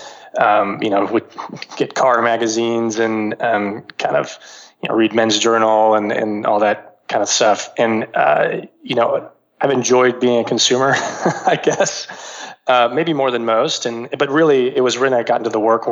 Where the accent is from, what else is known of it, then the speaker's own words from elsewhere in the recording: Texas, United States; I grew up in Texas, went to college in the Northeast, came back to Texas